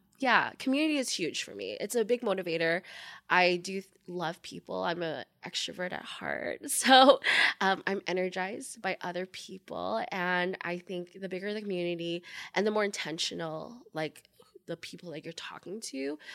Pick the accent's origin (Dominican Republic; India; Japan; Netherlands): Japan; also born or lived in Philippines; I grew up in Japan. I was born in the Philippines.